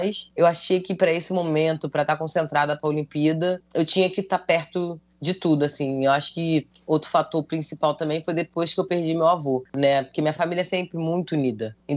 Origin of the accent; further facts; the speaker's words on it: Rio de Janeiro, Brazil; Ela mora em tá Padre Miguel. Foi, quando eu, foi onde eu cresci.